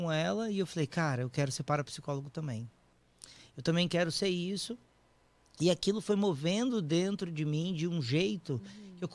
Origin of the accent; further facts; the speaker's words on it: Vitória, Espírito Santo, Brazil; now in São Paulo, Brazil; e daí eu me mudei para São Paulo, saí de Vitória no Espírito Santo Fui morar em São Paulo para poder fazer o curso.